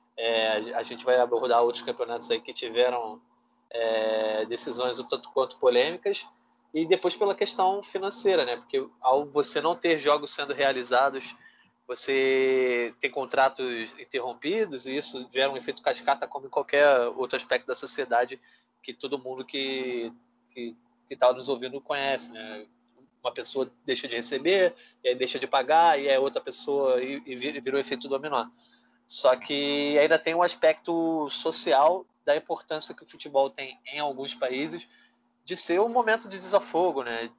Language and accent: Portuguese; Brazil; somos brasileiros